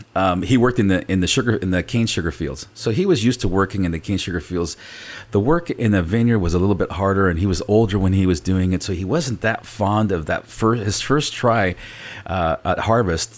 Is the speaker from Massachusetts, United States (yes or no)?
no; Napa, California, United States; first language Spanish; English is a second language; also born or lived in St. Helena, California; she moved us to Napa. We were the only family that moved out of Saint Helena. We moved to Napa